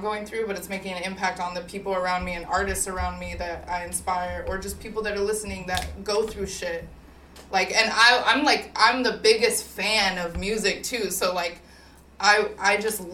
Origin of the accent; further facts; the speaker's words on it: Arizona, United States; now in California, United States; In Arizona. I grew up in Arizona.